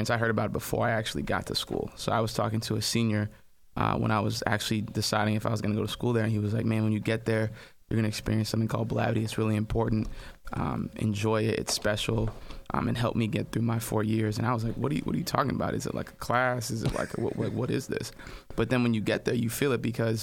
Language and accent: English; New Hampshire, United States; moved away as an adult; also born or lived in St. Louis; Born and raised in New Hampshire, actually